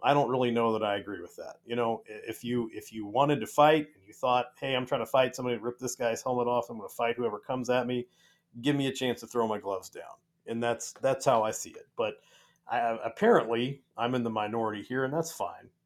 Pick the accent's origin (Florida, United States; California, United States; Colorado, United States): California, United States; moved away; I grew up in California on the mean streets